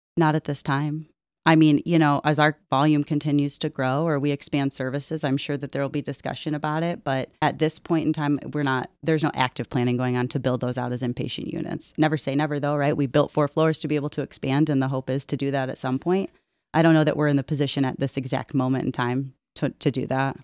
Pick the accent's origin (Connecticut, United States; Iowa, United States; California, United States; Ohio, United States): Ohio, United States; Perrysburg; also born or lived in Minnesota; I am from Perrysburg. I grew up in the Toledo area